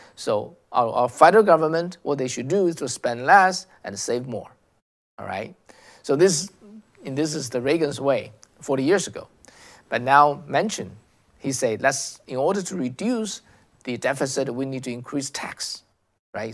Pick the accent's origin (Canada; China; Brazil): China; English is a second language; moved away as an adult; now in United States; as someone who came from China